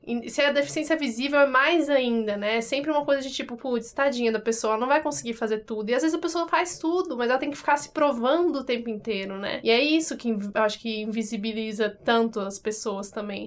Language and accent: Portuguese; Brasília, Federal District, Brazil; now in São Paulo, Brazil; que vem de outra cidade, eu sou de Brasília